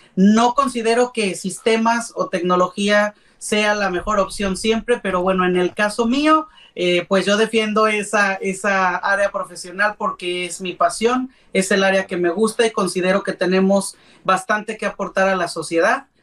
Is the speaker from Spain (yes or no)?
no; Puebla, Mexico; also born or lived in San Martín Texmelucan; soy originario de la ciudad de Puebla. Eh, soy poblano de corazón